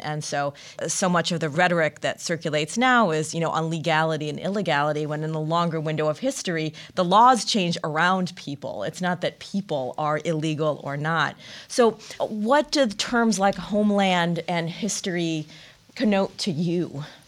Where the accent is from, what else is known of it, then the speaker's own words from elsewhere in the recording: Michigan, United States; Growing up in Michigan, you would just crossover into Canada.